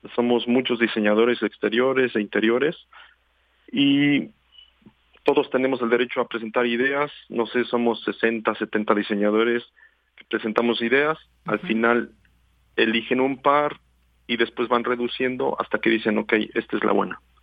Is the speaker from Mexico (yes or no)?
yes; Mexico; como mexicanos pues nos tocó crecer no con, el bocho con la combi y, y, tener este este este tipo de auto siempre enfrente de los ojos no por toda la ciudad